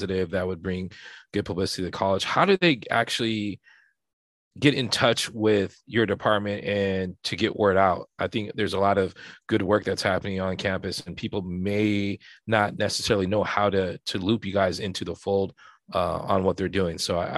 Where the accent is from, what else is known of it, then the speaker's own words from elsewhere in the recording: Santa Barbara, California, United States; And, you know, I'm from Santa Barbara, and I kind of know that that's where people, a lot of people are at.